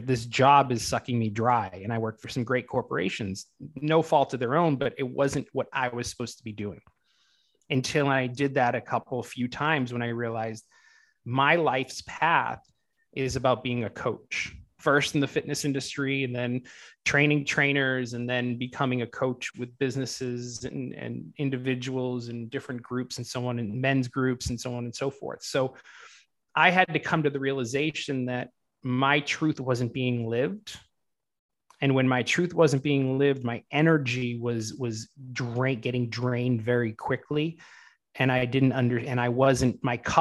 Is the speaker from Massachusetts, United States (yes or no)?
yes; Boston, Massachusetts, United States; moved away as an adult; now in Los Angeles, United States; I grew up in the Boston area, Boston, Massachusetts, which is the East Coast.